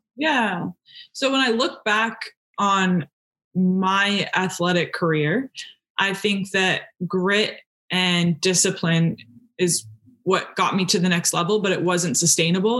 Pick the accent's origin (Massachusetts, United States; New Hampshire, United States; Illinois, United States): New Hampshire, United States; I'm from New Hampshire